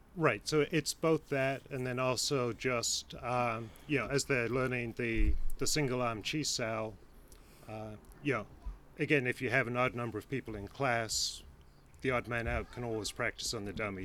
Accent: England, United Kingdom; now in Cleveland, United States; I'm English originally, but uh, moved here with my family uh, almost 30 years ago

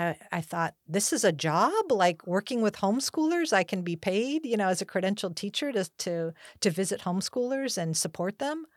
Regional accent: Hacienda Heights, California, United States; So I was born and raised in Los Angeles County in a city called Hacienda Heights, sort of outer Los Angeles County suburb.

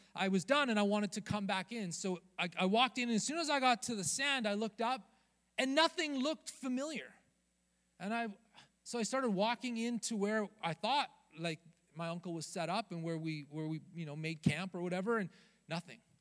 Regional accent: Rocky Mountains, United States; now in Southern California, United States; growing up in the Rocky Mountains

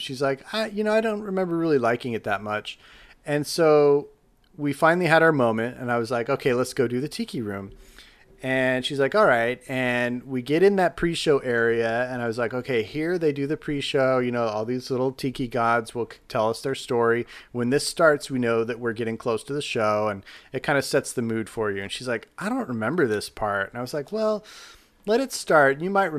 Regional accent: Salt Lake City, Utah, United States; growing up in Salt Lake City, Utah, we got to come out to Disneyland several times during my upbringing

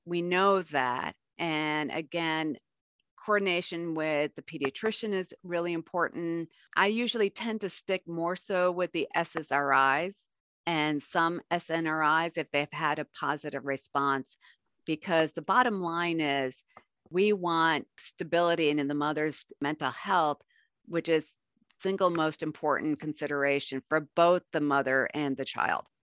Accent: Buffalo, New York, United States; now in Arizona, United States; I grew up in Buffalo

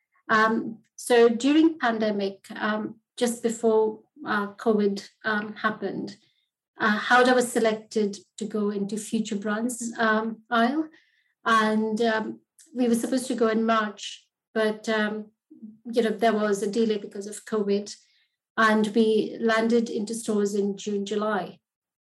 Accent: Mumbai, Maharashtra, India; moved away as an adult; now in United Kingdom; I grew up in Bombay, Mumbai now

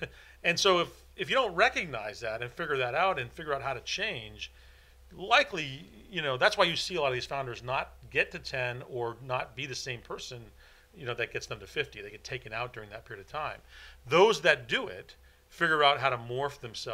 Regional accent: Silicon Valley, California, United States; growing up in the Silicon Valley where some of the greatest companies in the world, you know, were born. And certainly as a young person growing up and seeing all the companies that were there

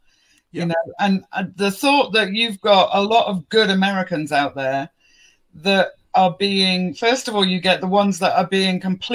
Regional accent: England, United Kingdom; I'm very patriotic when it comes to being English as well

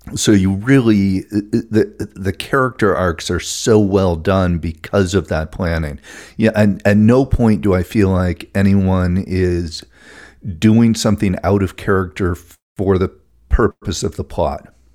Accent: New England, United States; I'm from New England and I say horror instead of horror.

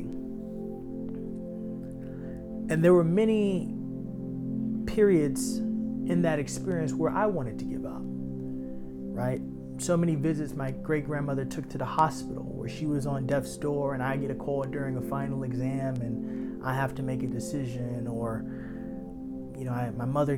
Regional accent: New York City, New York, United States; As a child growing up in Harlem

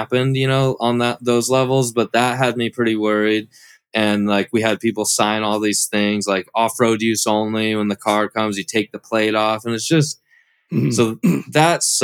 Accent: Washington, United States; also born or lived in California; now in Florida, United States; I grew up in Washington

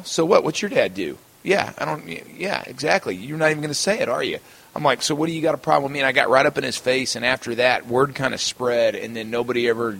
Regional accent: Texas, United States; growing up in Texas

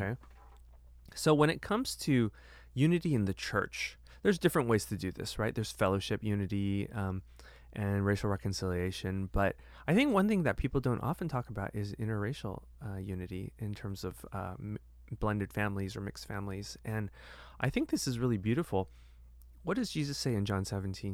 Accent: United States; I'm bicultural because I'm Chinese American

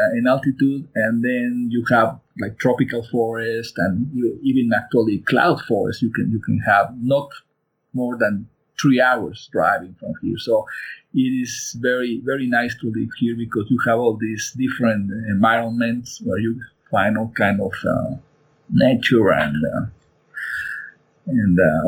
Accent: Mexico City, Mexico; also born or lived in San Luis Potosi; I was born in Mexico City. My parents were immigrants from Spain

